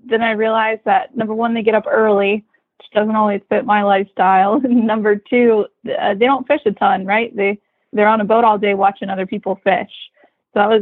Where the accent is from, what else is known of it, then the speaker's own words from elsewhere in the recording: near Charlotte Harbor, Southwest Florida, United States; I grew up in Southwest Florida, which I'll talk a bit about today, on the Gulf Coast near Charlotte Harbor.